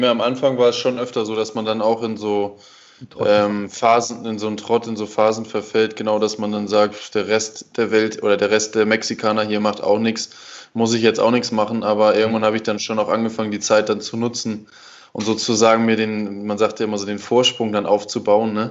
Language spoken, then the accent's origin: German; Germany; klar, ich als Deutscher lerne dann hier schon, dass man ab und zu auch mal ein bisschen einfach äh, ja, sich, entspannen, sich entspannen sollte